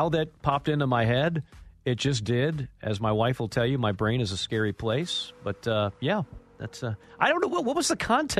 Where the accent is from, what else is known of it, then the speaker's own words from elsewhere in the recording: United States; as an American